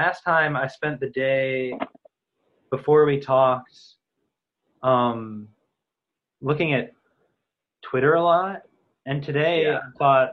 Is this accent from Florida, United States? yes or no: no; Solon, Ohio, United States; moved away as an adult; also born or lived in Cleveland, Ohio; now in Maryland, United States; I grew up in a suburb of Cleveland called Solon, and then I moved to Cleveland, like the west side of Cleveland